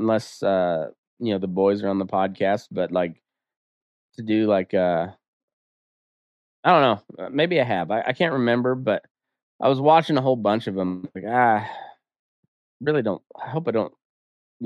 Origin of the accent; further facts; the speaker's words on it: Colorado, United States; now in Reno, United States; being from Colorado